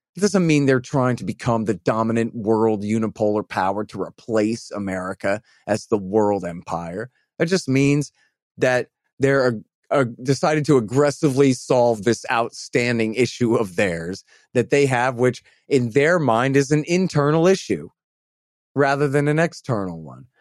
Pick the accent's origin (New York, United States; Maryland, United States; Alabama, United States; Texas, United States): Texas, United States; I'm a Texan. I'm from here